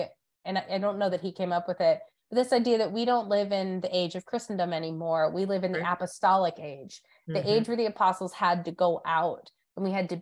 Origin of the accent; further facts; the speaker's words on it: Diocese of Erie, Northwestern Pennsylvania, United States; moved away as an adult; also born or lived in North Carolina; now in Charlotte, United States; I grew up in the Diocese of Erie in Northwestern PA